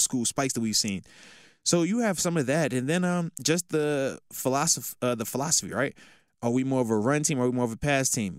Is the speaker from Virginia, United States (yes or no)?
yes; Virginia, United States; born or raised there; moved away as an adult; also born or lived in Buffalo